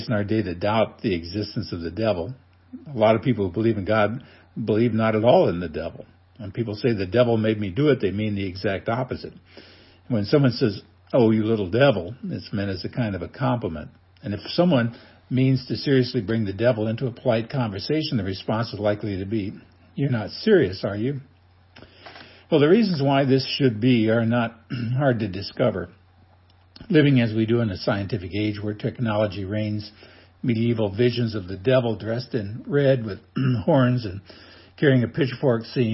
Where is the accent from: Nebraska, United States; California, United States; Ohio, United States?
Nebraska, United States; growing up in Nebraska, like most people, I became a Cornhusker fan